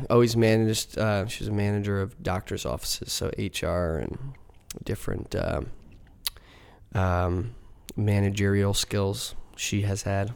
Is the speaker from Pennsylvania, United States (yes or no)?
yes; Mechanicsburg, Pennsylvania, United States; also born or lived in Savannah / Philadelphia; grew up in central Pennsylvania.